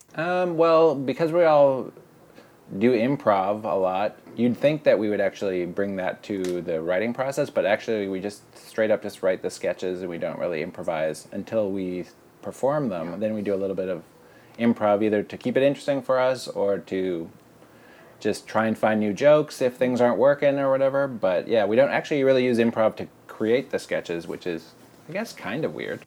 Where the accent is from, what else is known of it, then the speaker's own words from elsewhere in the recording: Boston, Massachusetts, United States; I'm from Boston